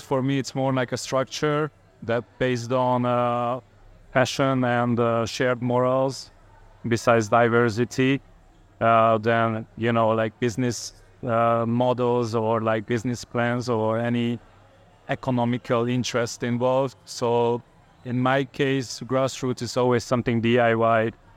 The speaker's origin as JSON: {"language": "English", "town": "Vilnius", "region": "Vilnius County", "country": "Lithuania", "said": "I'm from Vilnius."}